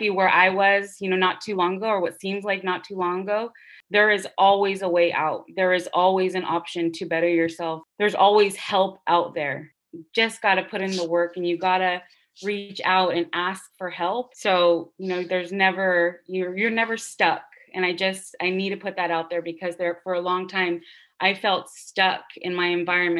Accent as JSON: {"language": "English", "town": "Santa Barbara", "region": "California", "country": "United States", "tie": "born or raised there", "said": "I'm born and raised in Santa Barbara"}